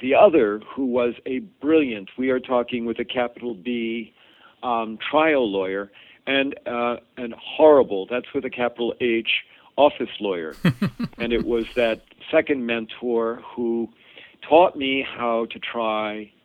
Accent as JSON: {"language": "English", "region": "Iowa", "country": "United States", "tie": "born or raised there", "also_born_or_lived": "Boston", "moved": "as an adult", "lives_now": "Minneapolis, United States", "said": "I grew up in Iowa."}